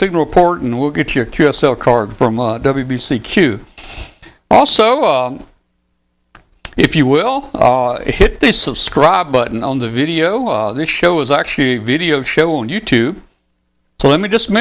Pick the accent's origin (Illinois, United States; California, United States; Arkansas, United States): Arkansas, United States; Wilson; That's where I was born and raised, over in Northeast Arkansas, a little town over there called Wilson, Arkansas